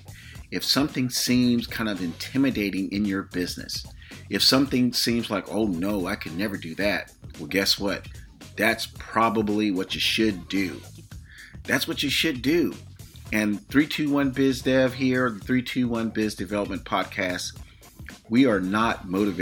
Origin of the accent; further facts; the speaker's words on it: Florida, United States; now in California, United States; the state of Florida, my hometown